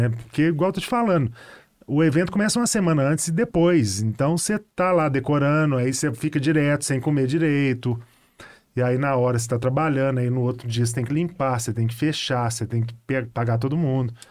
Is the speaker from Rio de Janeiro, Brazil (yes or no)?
no; Betim, Minas Gerais, Brazil; Betim, né? Eu fui criado no Betim